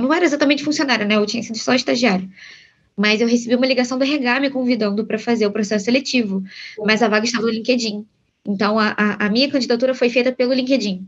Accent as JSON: {"language": "Portuguese", "country": "Brazil", "said": "Somos brasileiros, a gente não nasceu nos Estados Unidos."}